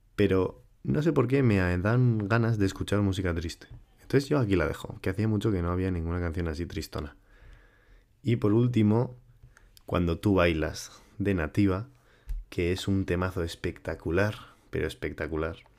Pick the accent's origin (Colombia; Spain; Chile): Spain; Huarte, Navarre; yo estaba en mi pueblo